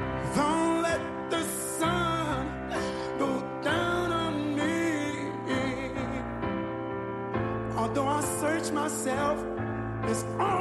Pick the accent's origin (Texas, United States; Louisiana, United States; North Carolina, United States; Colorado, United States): Louisiana, United States; I'm from Louisiana.